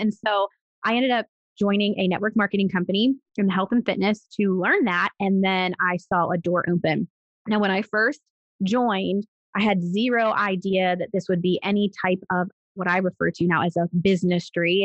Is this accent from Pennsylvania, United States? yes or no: yes; Pittsburgh, Pennsylvania, United States; moved away as an adult; also born or lived in Arizona / Texas; I was born and raised in Pittsburgh, Pennsylvania, and I lived there up until I was 21.